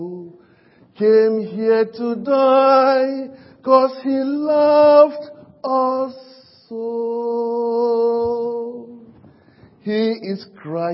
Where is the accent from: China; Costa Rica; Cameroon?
Cameroon; now in United Kingdom; I'm from Cameroon, and Cameroon is one of the African countries.